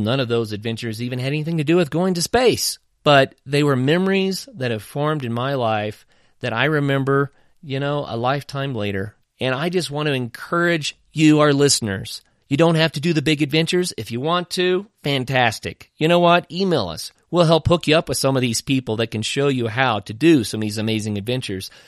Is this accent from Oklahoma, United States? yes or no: yes; Oklahoma, United States; a kid growing up in Oklahoma